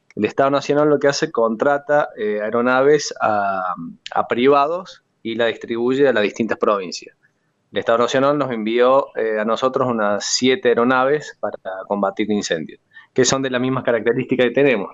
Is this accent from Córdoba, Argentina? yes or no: yes; La Falda, Córdoba, Argentina; also born or lived in Huerta Grande; Yo nací acá en La Falda, en Punilla